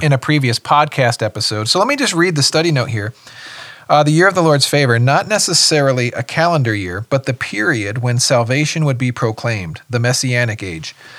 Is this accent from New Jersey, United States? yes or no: yes; West Windsor, New Jersey, United States; moved away; my hometown is West Windsor, New Jersey